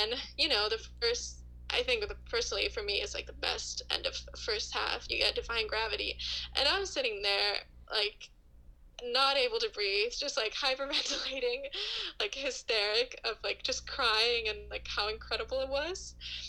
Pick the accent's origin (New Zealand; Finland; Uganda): Finland; moved away as an adult; now in Canada; So, yeah, so I grew up and lived in Finland up until I was like 19.